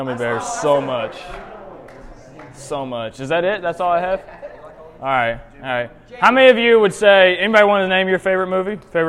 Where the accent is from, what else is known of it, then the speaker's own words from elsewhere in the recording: Indiana, United States; moved away; also born or lived in Florida / North Carolina; I grew up in Indiana. I have lived in Florida and North Carolina. I've never lived in Alabama.